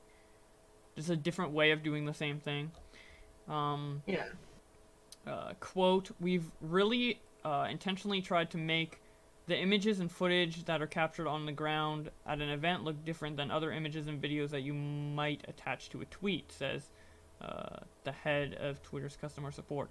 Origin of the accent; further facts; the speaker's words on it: Canada; I'm Canadian